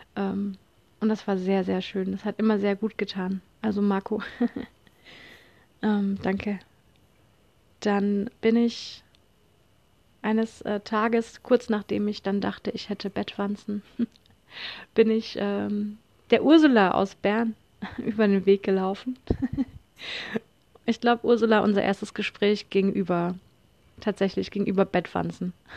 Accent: Konstanz, Baden-Württemberg, Germany; ich bin von Konstanz, also meiner Heimatstadt

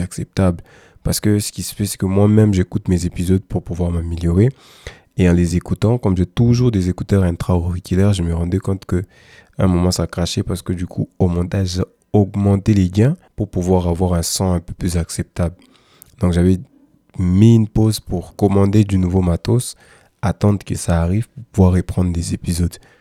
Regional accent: DR Congo; chez nous en RDC

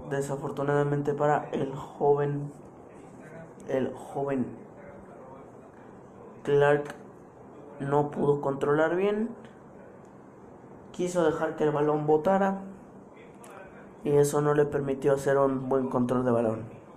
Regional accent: Mexico; A mí esto me emociona mucho, obviamente soy mexicano y esto me, interesa mucho que el Chucky marque gol

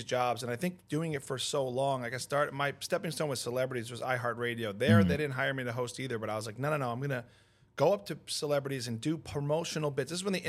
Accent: New York, United States; now in California, United States; and I'm from New York, so I just was there doing their show when I was there.

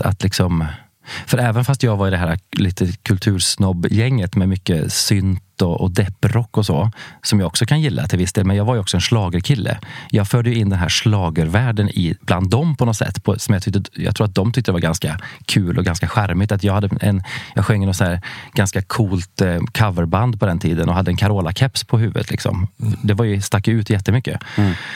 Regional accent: Värmland, Sweden; moved away; jag är från Värmland från början. Eh, en liten eh, ort eh, vid norska gränsen.

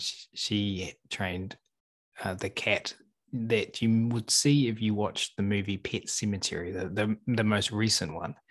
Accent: New Zealand; I'm from New Zealand

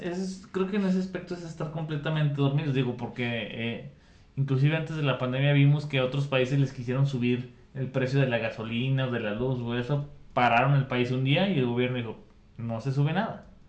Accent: Mexico

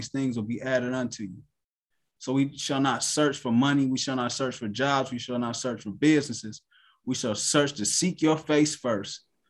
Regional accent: Cleveland, Ohio, United States; I'm from Cleveland, Ohio

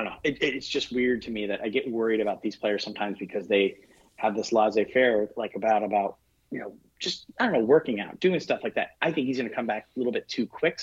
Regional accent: San Diego, California, United States; I'm from San Diego

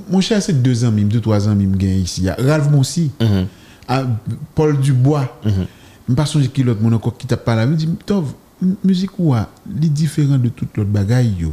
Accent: Haiti; moi-même en tant qu'haïtien

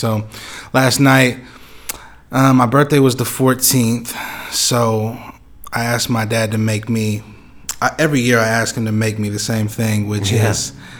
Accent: Topeka, Kansas, United States; Yes, sir. Born and raised. I was raised on Chandler, off of. So it's 21st Chandler.

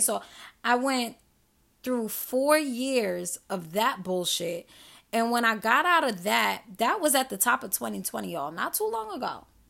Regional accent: New York City, New York, United States; I'm from New York City. I'm from Queens, New York.

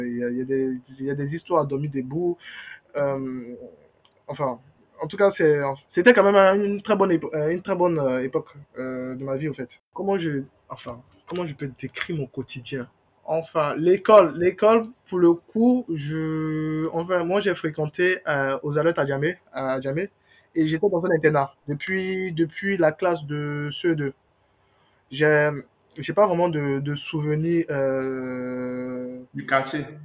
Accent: Abidjan, Côte d’Ivoire; en tant qu'Abidjanais, oui, moi, il faut savoir que moi, j'ai vécu dans... Enfin, je je suis né, je suis né à Trècheville. Mes parents ont vécu, euh, enfin, depuis mon enfance, moi j'ai vécu à Yopougon

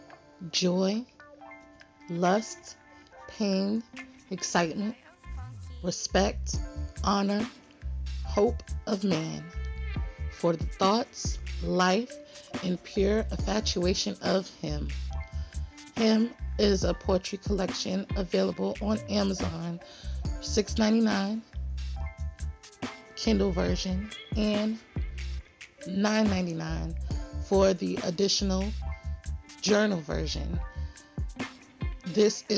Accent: New York City, New York, United States; Queens, New York, my hometown

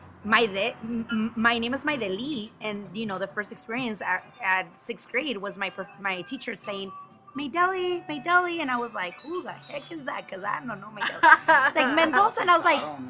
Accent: Los Angeles, California, United States; also born or lived in Mexico City, Mexico / Utah; I lived in LA until I was 10

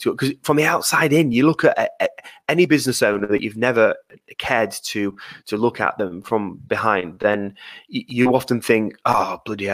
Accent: Yorkshire and the Humber, United Kingdom; I'm a Yorkshireman

